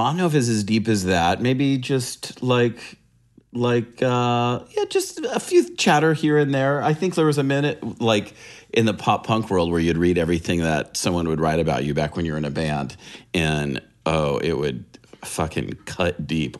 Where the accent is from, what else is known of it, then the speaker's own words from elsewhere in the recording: San Diego, California, United States; I'm a California rat. So, uh, yeah, I grew up in San Diego